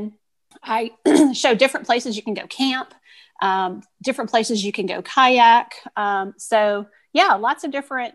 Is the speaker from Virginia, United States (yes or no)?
yes; Richmond, Virginia, United States; I am from the Richmond area, so I have Richmond hikes there